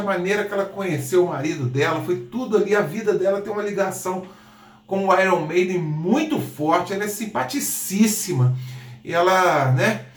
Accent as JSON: {"language": "Portuguese", "country": "Brazil", "said": "eu sou brasileiro"}